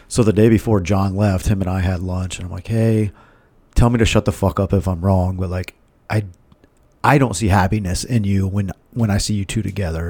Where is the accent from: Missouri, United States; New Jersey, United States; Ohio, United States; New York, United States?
Ohio, United States; Milford